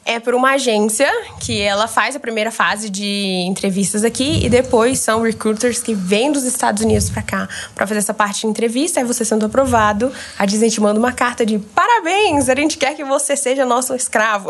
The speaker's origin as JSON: {"language": "Portuguese", "town": "Goiânia", "region": "Goiás", "country": "Brazil", "tie": "born or raised there", "also_born_or_lived": "Brasília", "said": "eu venho de Goiânia, mas eu nasci em Brasília, então sou brasiliense"}